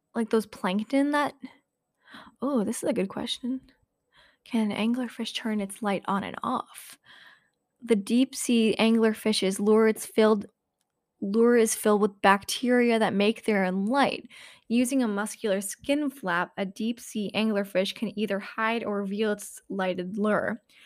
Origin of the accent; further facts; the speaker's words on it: New Hampshire, United States; moved away; up in New Hampshire in my hometown